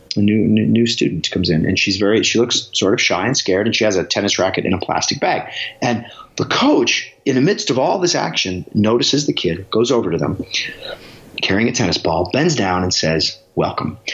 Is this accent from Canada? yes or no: no; Alaska, United States; Growing up in Alaska